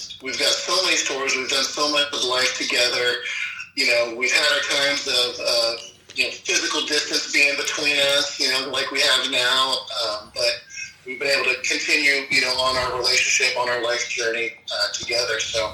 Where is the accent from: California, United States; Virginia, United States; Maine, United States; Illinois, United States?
California, United States; Orange County; now in Indio, United States; born and raised in Orange County, and I slowly kind of moved eastward to my current residence in Indio, California